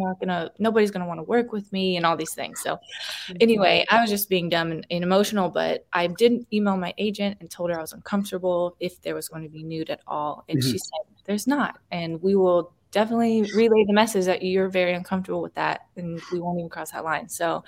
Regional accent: the South, United States; I think maybe because I was born in the South and raised in the South, I just don't want to be naked on camera.

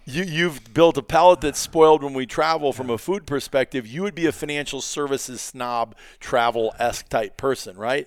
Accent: Iowa, United States; I grew up in Iowa

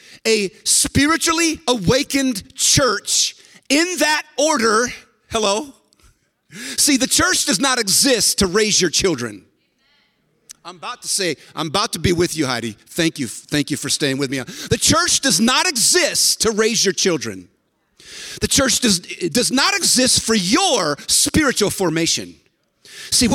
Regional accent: San Francisco, California, United States; And I was born in San Francisco. I was actually born in the corner of Haight and Ashbury.

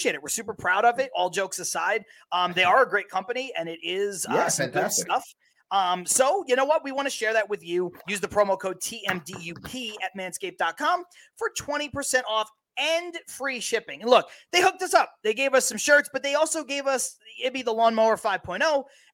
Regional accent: New York City, New York, United States; I'm from Brooklyn

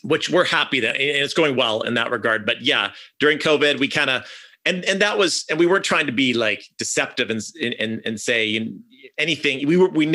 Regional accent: Canada; I'm from Canada

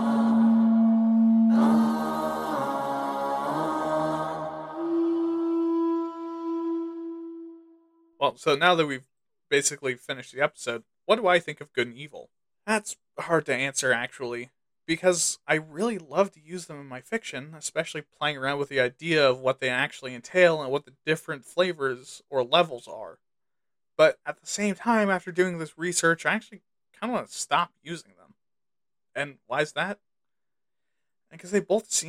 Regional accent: United States; my home country of the good old US

